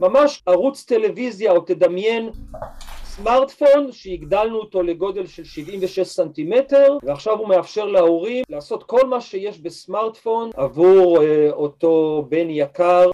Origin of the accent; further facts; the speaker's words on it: Israel; אני גדלתי ב-, בקיבוץ